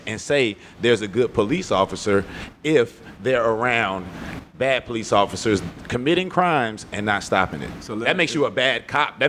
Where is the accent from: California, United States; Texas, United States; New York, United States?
California, United States; Los Angeles; I'm from Los Angeles